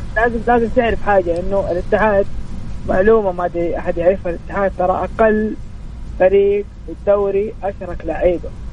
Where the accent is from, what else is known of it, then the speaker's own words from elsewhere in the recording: Saudi Arabia; وانا كسعودي